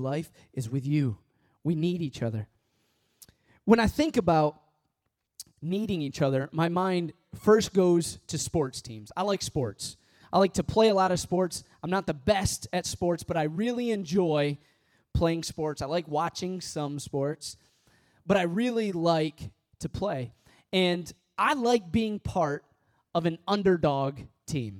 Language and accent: English; Midwest, United States; moved away; also born or lived in Missouri; I was born and raised in the Midwest. I went to school in Missouri